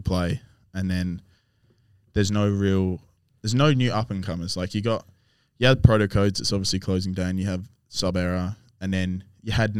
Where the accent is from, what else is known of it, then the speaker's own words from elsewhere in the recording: Albany, Western Australia, Australia; I grew up in Albany